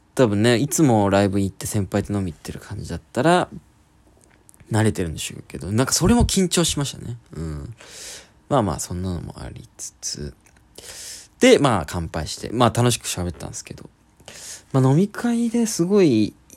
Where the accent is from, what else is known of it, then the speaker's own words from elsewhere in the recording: Oita, Japan; 僕実は大分県出身で